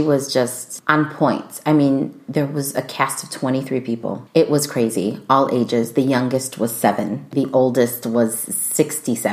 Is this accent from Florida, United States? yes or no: no; Chicago, Illinois, United States; born and raised in Chicago